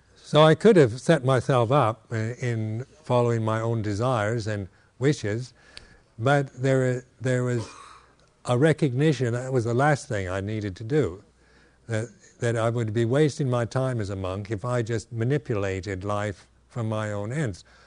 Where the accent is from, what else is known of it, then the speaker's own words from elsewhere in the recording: West Coast, United States; moved away; in America here, uh, having been born and raised on the West Coast